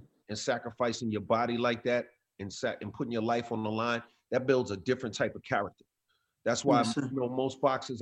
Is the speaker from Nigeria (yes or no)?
no; New York City, New York, United States; growing up in Queens